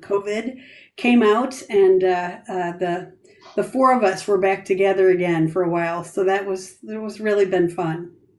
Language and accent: English; Grand Rapids, Michigan, United States; now in Canton, United States; this is where I grew up. I grew up in Grand Rapids.